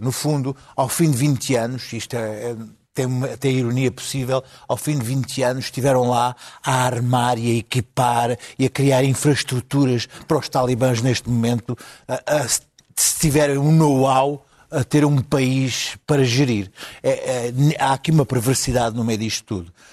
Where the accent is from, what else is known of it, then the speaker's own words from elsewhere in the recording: Alentejo, Portugal; como alentejano